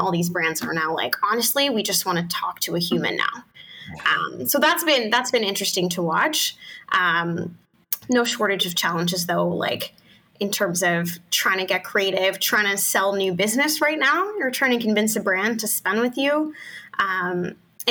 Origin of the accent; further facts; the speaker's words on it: Canada; we're Canadian